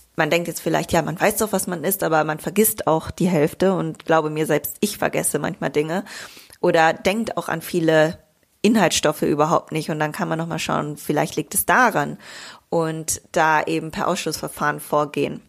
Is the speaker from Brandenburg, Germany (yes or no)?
no; Bielefeld, North Rhine-Westphalia, Germany; now in Greece; in meiner Heimat in Bielefeld